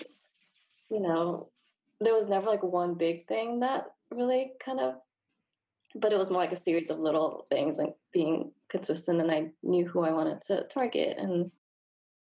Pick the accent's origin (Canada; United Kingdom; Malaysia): Malaysia; now in Los Angeles, United States; I grew up in Malaysia